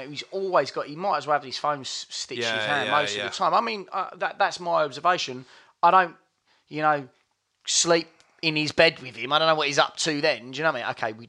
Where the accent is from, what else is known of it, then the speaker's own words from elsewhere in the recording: United Kingdom; I'm British.